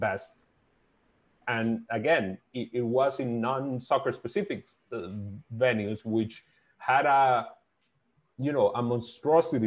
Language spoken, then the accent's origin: English; Dominican Republic; I'm from the Dominican Republic